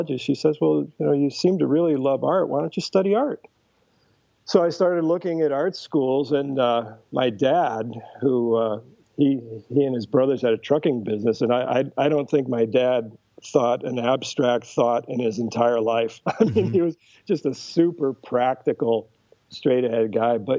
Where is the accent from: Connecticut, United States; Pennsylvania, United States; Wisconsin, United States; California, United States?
Connecticut, United States; now in Dublin, New Hampshire, United States; I grew up in Connecticut, but my parents bought a summer place in southern New Hampshire when I was 3 years old